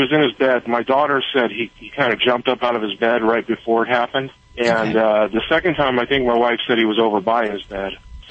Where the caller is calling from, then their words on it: Cottonwood, California, United States; I'm in Cottonwood, California right now. I'm a truck driver.